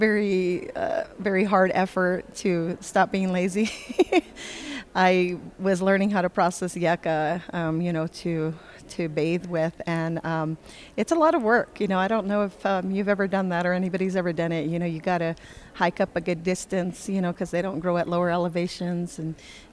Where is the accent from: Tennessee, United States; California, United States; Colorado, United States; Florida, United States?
California, United States; now in Taos Pueblo, United States; I grew up in California